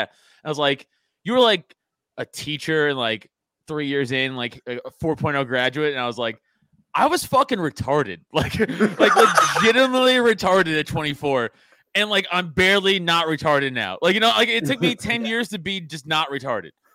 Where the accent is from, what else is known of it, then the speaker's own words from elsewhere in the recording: New York City, New York, United States; I grew up in Staten Island